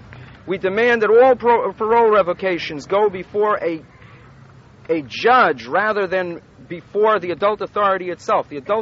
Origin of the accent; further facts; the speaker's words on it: San Francisco, California, United States; San Francisco.